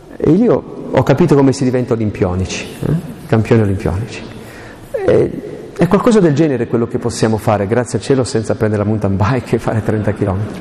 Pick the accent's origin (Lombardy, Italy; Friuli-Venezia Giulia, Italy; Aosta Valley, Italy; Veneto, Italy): Aosta Valley, Italy; io sono valdostano